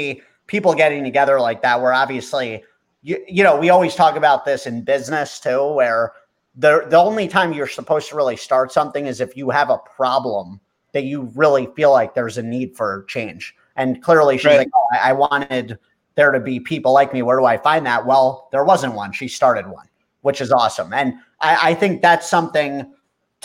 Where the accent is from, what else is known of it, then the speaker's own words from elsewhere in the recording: Watchung, New Jersey, United States; we grew up in Watchung